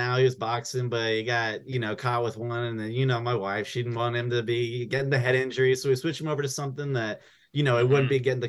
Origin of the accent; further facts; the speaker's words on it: Buffalo, New York, United States; Upstate, I'm from Buffalo.